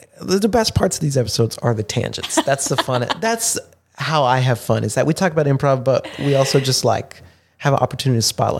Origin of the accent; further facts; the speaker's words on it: San Diego, California, United States; California, San Diego.